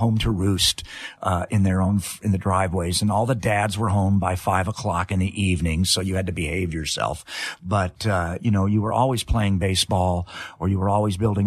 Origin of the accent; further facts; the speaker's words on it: Los Angeles, California, United States; also born or lived in England; I had a great California upbringing